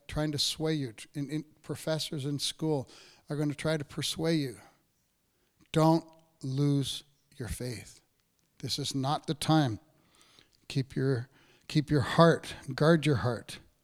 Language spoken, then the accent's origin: English; Canada; I grew up in Cape Royal